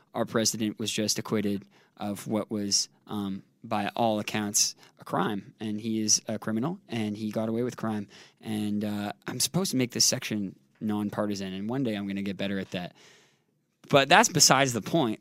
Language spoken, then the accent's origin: English; Canada; growing up in Canada